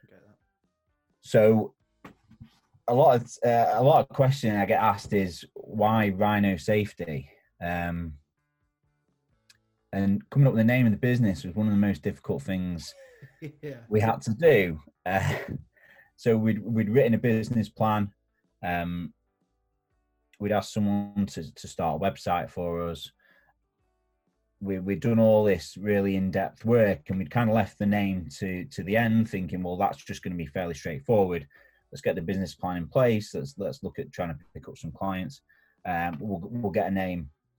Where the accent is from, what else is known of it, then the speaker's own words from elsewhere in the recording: Warrington, North West England, United Kingdom; My dad was from Leeds and I grew up in Warrington